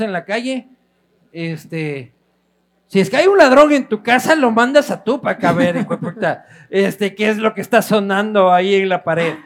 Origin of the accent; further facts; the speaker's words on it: Ecuador; como ecuatorianos